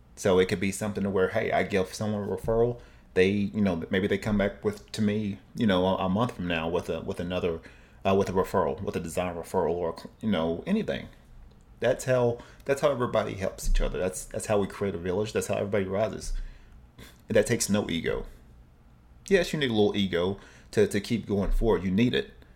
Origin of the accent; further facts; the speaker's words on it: Cleveland, Tennessee, United States; moved away; also born or lived in Oceanside; my hometown, uh, Cleveland, Tennessee